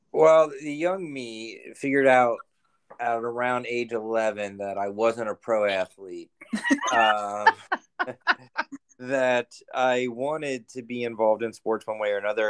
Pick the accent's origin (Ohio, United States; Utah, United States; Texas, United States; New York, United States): Ohio, United States; Cincinnati; also born or lived in Alabama; now in Peoria, United States; I'm from Cincinnati, Ohio